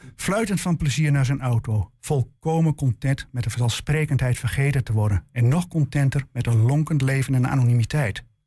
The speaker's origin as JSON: {"language": "Dutch", "town": "Enschede", "region": "Overijssel", "country": "Netherlands", "tie": "born or raised there", "said": "de Enschedese volkswijk waar ik opgroeide"}